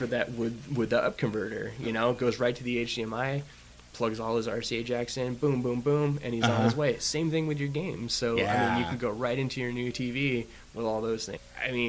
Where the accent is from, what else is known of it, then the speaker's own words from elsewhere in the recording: Kent, Washington, United States; growing up in Kent